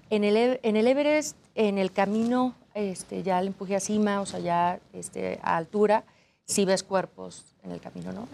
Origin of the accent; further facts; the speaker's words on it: Aguascalientes, Mexico; Yo soy de Aguascalientes donde no hay montañas